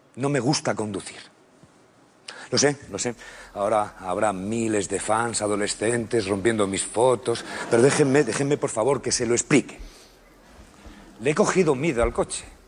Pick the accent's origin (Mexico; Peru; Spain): Spain; Madrid, Community of Madrid; also born or lived in Zaragoza; se vinieron a Madrid siendo yo prácticamente un bebé y yo me crié en Madrid